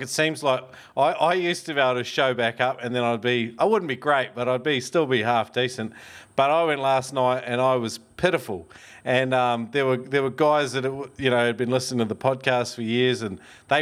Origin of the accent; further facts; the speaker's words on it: New Zealand; I'm only from across that little ditch